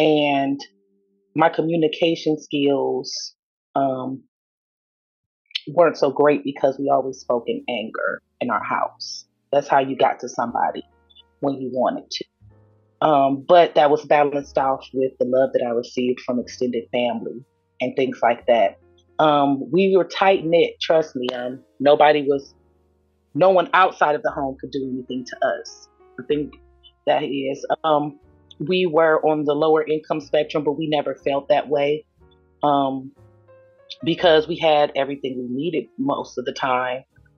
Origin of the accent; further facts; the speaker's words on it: Cleveland, Ohio, United States; I live in Ohio, Cleveland, Ohio.